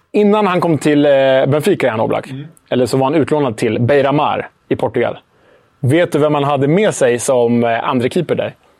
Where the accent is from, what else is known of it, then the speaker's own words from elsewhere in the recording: Sweden; Jag är ju svensk